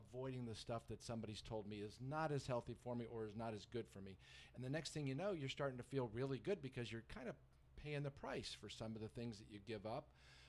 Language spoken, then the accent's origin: English; North Carolina, United States; even though I was from North Carolina, no, grits was definitely off the menu.